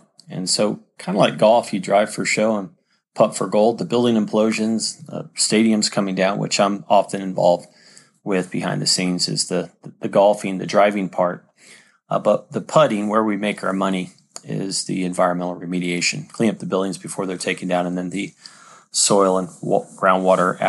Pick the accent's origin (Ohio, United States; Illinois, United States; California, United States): California, United States; San Diego; I grew up in San Diego, California